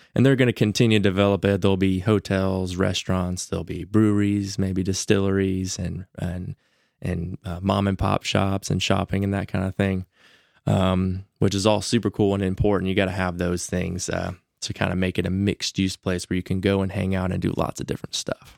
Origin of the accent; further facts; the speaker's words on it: Huntsville, Alabama, United States; growing up here